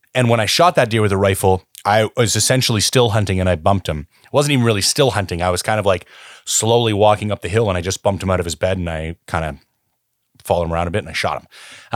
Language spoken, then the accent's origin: English; Canada; also born or lived in British Columbia; as a Canadian citizen